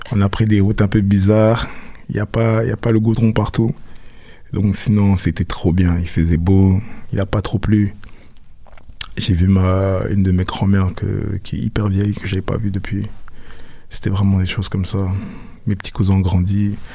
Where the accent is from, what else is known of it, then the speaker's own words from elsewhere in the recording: Cameroon; Petite anecdote, c'est que chez nous, au Cameroun, on a pratiquement tout, on a Carrefour, Super U, tous ces trucs-là.